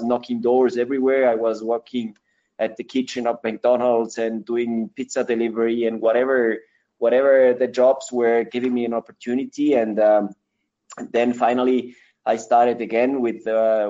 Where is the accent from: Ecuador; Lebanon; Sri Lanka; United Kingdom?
Ecuador; English is a second language; also born or lived in Switzerland; I grew up here in Ecuador 38 years ago.